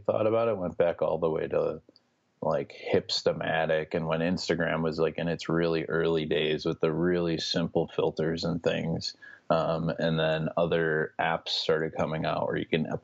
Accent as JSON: {"language": "English", "town": "Chicago", "region": "Illinois", "country": "United States", "tie": "born or raised there", "also_born_or_lived": "Miami", "said": "I'm from Chicago. I've kind of been born and raised here. Lived here my whole life"}